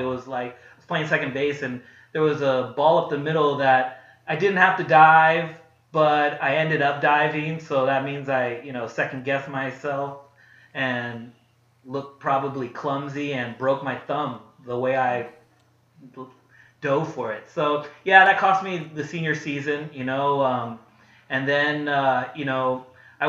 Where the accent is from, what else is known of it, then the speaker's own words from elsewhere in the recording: Pasadena, California, United States; also born or lived in Oxnard, California; I grew up in Pasadena